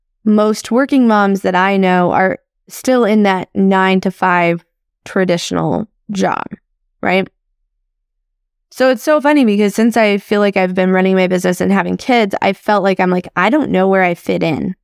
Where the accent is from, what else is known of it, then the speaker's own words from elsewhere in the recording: Midwest, United States; I grew up in the Midwest. I still live in the Midwest.